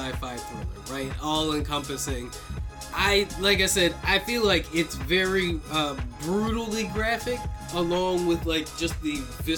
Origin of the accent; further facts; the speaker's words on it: United States; I'm an American